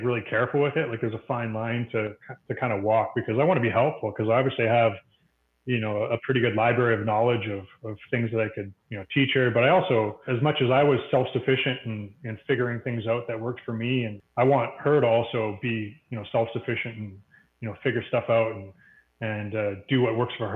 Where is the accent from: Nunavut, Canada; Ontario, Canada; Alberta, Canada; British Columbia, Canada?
Alberta, Canada; Edmonton; growing up in Edmonton